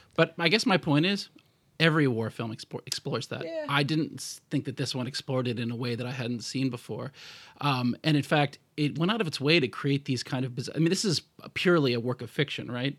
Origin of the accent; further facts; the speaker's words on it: United States; status as an American citizen